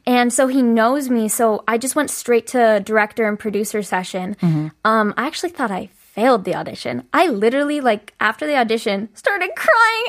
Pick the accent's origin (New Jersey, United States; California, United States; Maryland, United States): California, United States; moved away as an adult; also born or lived in Chicago; now in South Korea; I'm from California